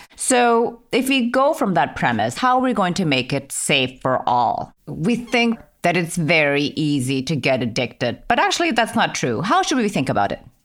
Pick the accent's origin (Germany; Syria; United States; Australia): Germany; moved away; I grew up in Germany